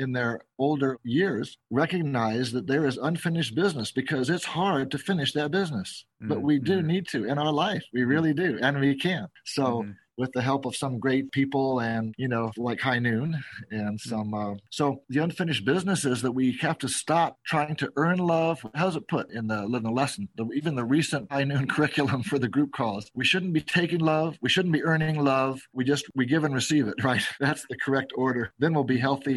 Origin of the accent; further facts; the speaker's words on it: San Diego, California, United States; also born or lived in Seattle, Washington / Berkeley, California; now in Las Vegas, United States; I grew up not in Seattle, in San Diego